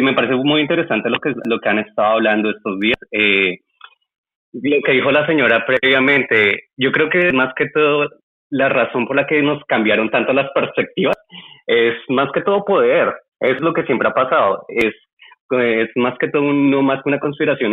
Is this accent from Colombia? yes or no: yes; Colombia; accent: Colombian; now in Melbourne, Australia; soy colombiano